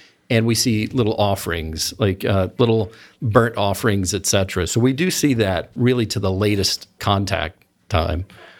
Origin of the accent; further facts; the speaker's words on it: Kentucky, United States; Well, I grew up in Eastern Kentucky. So being outside of West Virginia, Ohio, or Kentucky was a major culture shock.